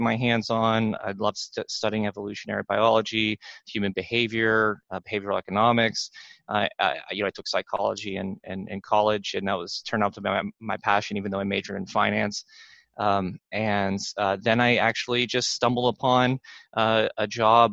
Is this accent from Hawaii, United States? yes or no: no; Pittsburgh, Pennsylvania, United States; I grew up in Pittsburgh